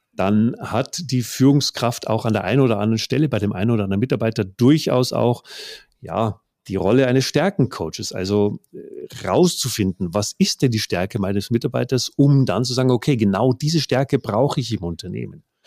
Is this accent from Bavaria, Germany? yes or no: yes; Bavaria, Germany; Ich komme aus Bayern